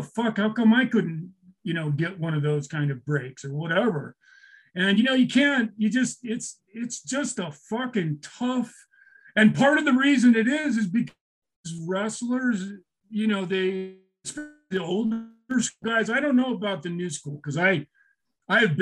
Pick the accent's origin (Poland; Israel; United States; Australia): United States; Orem, Utah; my hometown in Orem, Utah